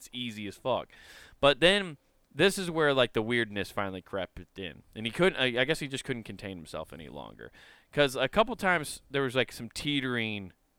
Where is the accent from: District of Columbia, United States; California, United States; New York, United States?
New York, United States; Brooklyn; I'm from Brooklyn.